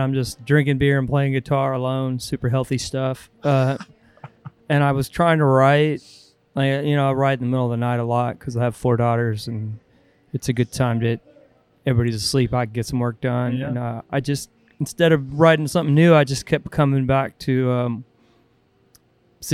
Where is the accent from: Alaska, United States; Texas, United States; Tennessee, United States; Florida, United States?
Texas, United States; moved away; I was raised in Texas